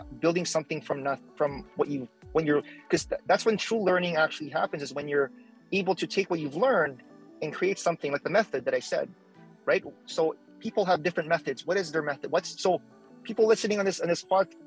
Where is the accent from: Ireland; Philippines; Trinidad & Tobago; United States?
Philippines; now in Canada; I'm Filipino, I'm an immigrant